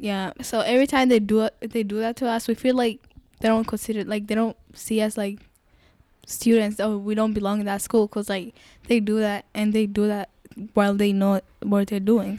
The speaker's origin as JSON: {"language": "English", "country": "Kenya", "tie": "born or raised there", "also_born_or_lived": "Congo", "moved": "yes", "lives_now": "Buffalo, United States", "said": "was born in Congo, and my parents, they moved. So, I grew up in Kenya, like, most of my life I grew up in Kenya."}